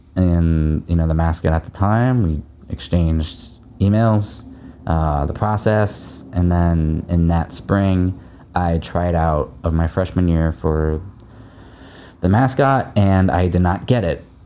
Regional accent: Happy Valley, Oregon, United States; moved away as an adult; also born or lived in San Francisco; I grew up in Happy Valley

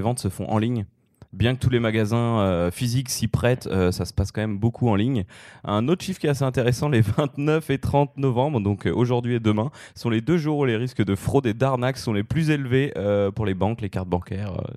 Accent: France; en tant que Français

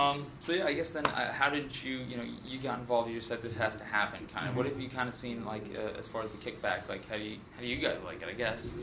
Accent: Saratoga Springs, New York, United States; with Radio Free South Bronx, and I'm from Saratoga, New York. Kind of deep. A little bit out there.

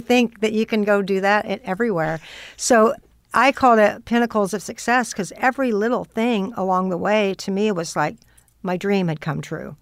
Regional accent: Austin, Texas, United States; now in Los Angeles, United States; growing up in Austin

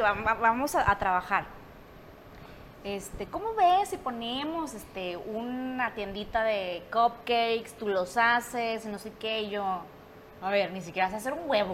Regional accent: Monterrey, Nuevo León, Mexico; soy de Monterrey

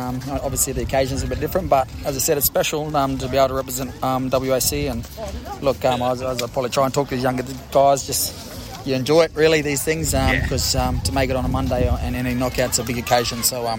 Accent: Queensland, Australia; Obviously, not Koori, but I'm Murray, but I'm from Queensland.

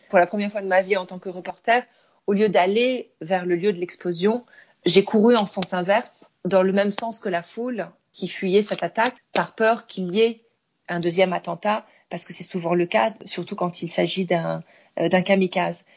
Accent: France; moved away as an adult; also born or lived in Tehran, Iran / Beirut, Lebanon / Cairo, Egypt; now in Istanbul, Turkey; j'ai quitté la France il y a plus de 20 ans maintenant, puisque j'ai décidé d'aller m'installer d'abord à Téhéran, en Iran

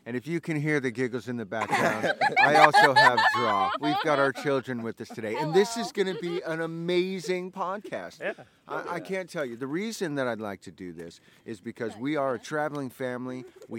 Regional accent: Pacific Northwest, United States; We're from the Pacific Northwest

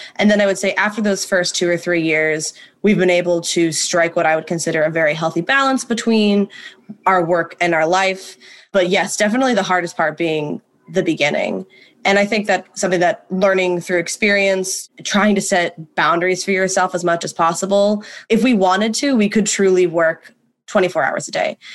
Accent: Ohio, United States; moved away as an adult; now in New York City, United States; born and raised in Ohio, as was …, moved to New York City to attend NYU.

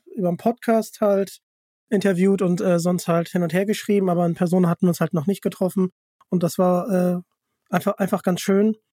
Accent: Hamburg, Germany; ich komme ja aus Hamburg

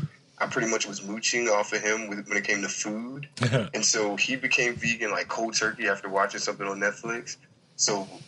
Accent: Richmond, Virginia, United States; I'm from Richmond, Virginia

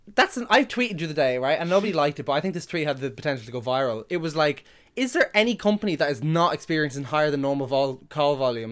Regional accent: Drogheda, Leinster, Ireland; also born or lived in Dublin; I'm from Dublin, but I grew up in, in, in Drogheda

